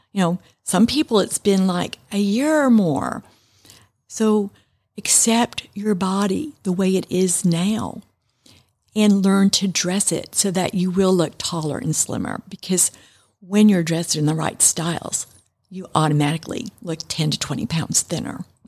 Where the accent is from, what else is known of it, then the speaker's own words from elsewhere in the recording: New York, United States; I was raised in New York, and my mom and my grandmother in Manhattan